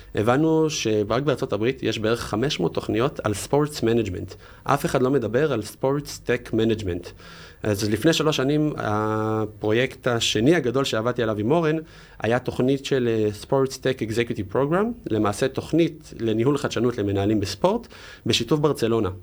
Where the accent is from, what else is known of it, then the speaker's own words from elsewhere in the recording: Jerusalem, Jerusalem District, Israel; במקור ירושלמי